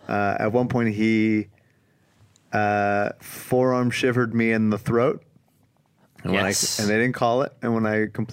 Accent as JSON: {"language": "English", "town": "Philadelphia", "region": "Pennsylvania", "country": "United States", "said": "but look, I'm from Philly, dog. You can throw anything at me. I'll keep coming."}